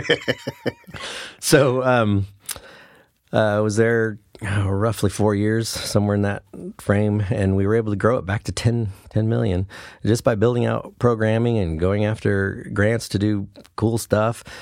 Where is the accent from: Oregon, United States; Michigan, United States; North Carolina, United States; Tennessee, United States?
Oregon, United States; Brookings; I grew up in Brookings, Oregon. So that's where I went. My whole school career was there